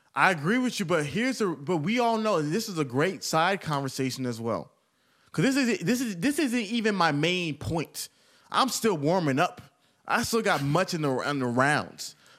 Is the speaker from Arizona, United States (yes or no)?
no; Atlanta, Georgia, United States; I'm from Atlanta.